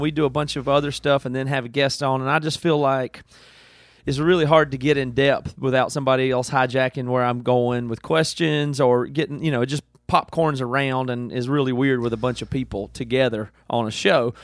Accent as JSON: {"language": "English", "town": "Greenville", "region": "South Carolina", "country": "United States", "tie": "born or raised there", "moved": "yes", "said": "I grew up in a, like a farm, I mean, not a farm, but just super rural in South Carolina"}